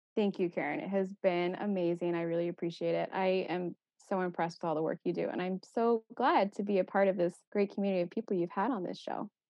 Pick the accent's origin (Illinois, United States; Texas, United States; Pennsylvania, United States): Texas, United States; moved away as an adult; I'm from Texas